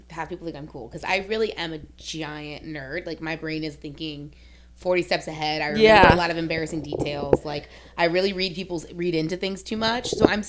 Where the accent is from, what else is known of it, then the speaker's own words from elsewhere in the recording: New Orleans, Louisiana, United States; we're both from New Orleans.